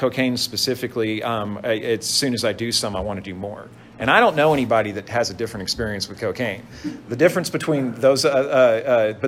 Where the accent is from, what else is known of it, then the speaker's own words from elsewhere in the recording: Dallas, Texas, United States; moved away as an adult; now in Dana Point, United States; growing up in Dallas, Texas